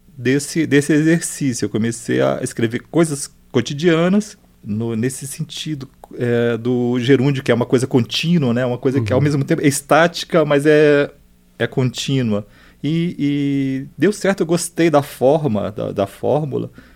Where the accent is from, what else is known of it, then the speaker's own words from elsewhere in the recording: Brasília, Federal District, Brazil; Nasci em Brasília.